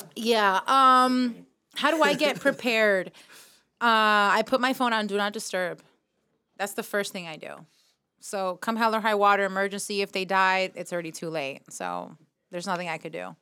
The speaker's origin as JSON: {"language": "English", "town": "New York City", "region": "New York", "country": "United States", "tie": "born or raised there", "moved": "yes", "lives_now": "Miami, United States"}